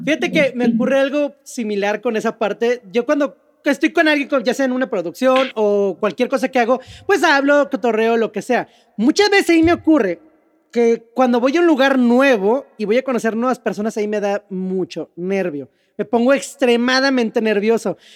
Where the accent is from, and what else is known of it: Mexico